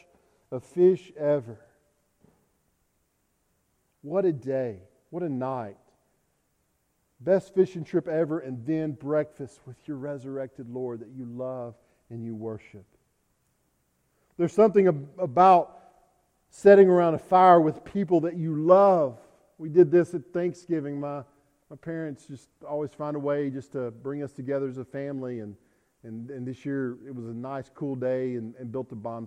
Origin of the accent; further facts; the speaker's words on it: South Arkansas, United States; I'm from South Arkansas.